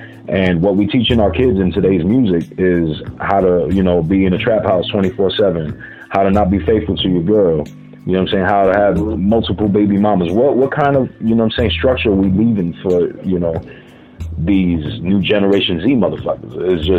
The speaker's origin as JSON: {"language": "English", "town": "New York City", "region": "New York", "country": "United States", "moved": "yes", "said": "I'm from New York City."}